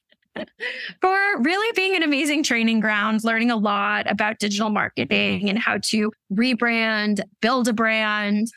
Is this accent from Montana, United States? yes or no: no; outside of Boston, Massachusetts, United States; moved away as an adult; also born or lived in Washington, D.C.; now in Brooklyn, New York, United States; I grew up outside of Boston